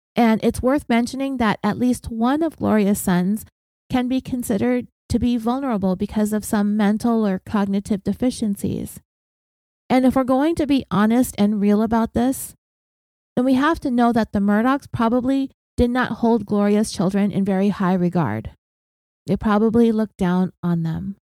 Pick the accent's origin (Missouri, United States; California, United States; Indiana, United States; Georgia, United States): California, United States; And I'm from California.